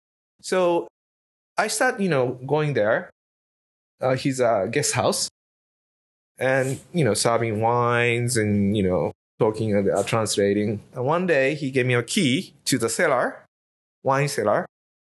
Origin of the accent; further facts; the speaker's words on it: Yamanashi, Japan; moved away as an adult; I'm originally from Japan. I was born there. So I was there until 18 years old. And my family grow grapes.